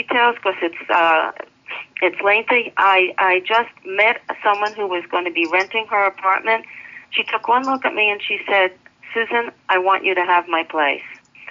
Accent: Rockville Centre, New York, United States; moved away as an adult; also born or lived in Annapolis, Maryland; now in New York City, United States; I'm a New Yorker. I was born during the World War II and lived in New York City as a baby because my father's overseas. And then was brought up in Long Island, near Kennedy Airport

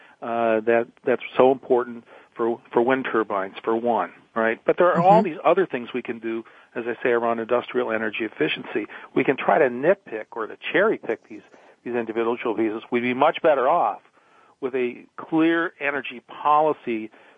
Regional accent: Detroit, Michigan, United States; moved away; also born or lived in Oregon; I grew up in Detroit.

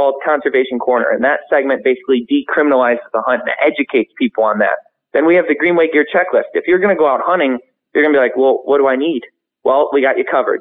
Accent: Michigan, United States; we're from Michigan

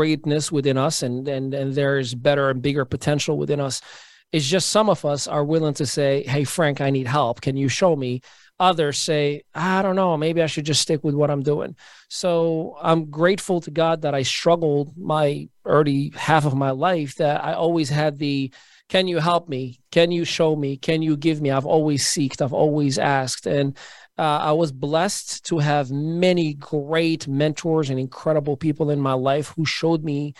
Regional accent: Morocco; now in United States; Born and raised in Morocco, Northwest Africa, been in the United States for the last 21, going on 22 years.

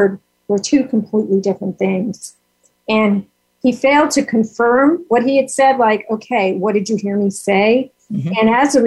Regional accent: New York, United States; I'm from New York

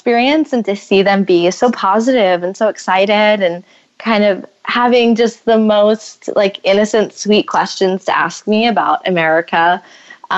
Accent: United States; accent: American; my American accent

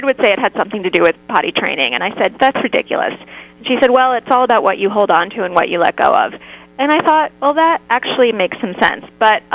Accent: Connecticut, United States; I grew up in Connecticut

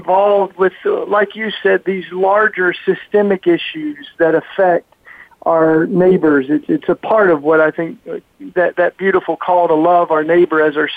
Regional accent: East Tennessee, United States; moved away as an adult; now in Philadelphia, United States; I grew up down south in the Bible Belt in East Tennessee in the hills

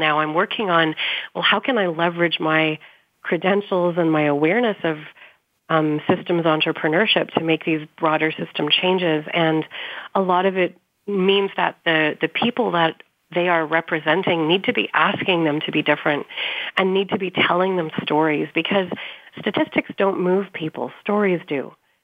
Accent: Canada; I'm from Canada

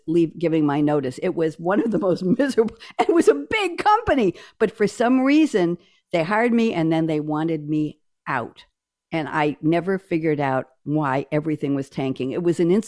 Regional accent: New York, United States; I'm a New Yorker

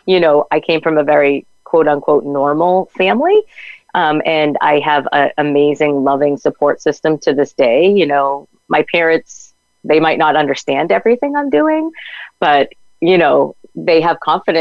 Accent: New England, United States; we're from New England

